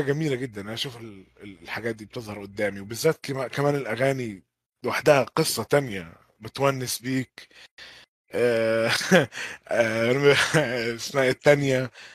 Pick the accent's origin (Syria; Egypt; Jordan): Egypt; also born or lived in Jeddah; أنا شخصياً كمصري